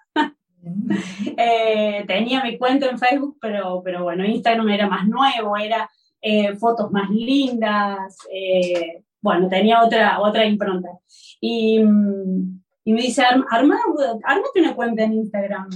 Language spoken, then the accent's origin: Spanish; Córdoba, Argentina; moved away as an adult; now in Barcelona, Spain; soy de Córdoba